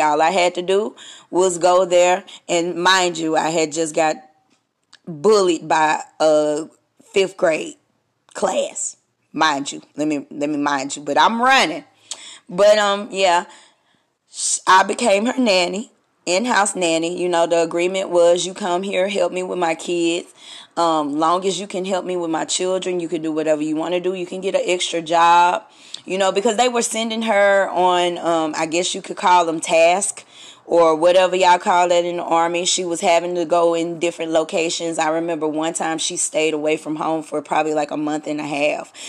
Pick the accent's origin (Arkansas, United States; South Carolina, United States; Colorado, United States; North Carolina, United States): Arkansas, United States; Stamps; moved away; I'm from Stamps, Arkansas, and um, my hometown hero Maya Angelou